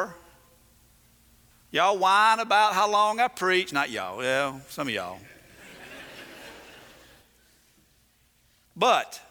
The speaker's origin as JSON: {"language": "English", "region": "the South", "country": "United States", "said": "I'm from the South"}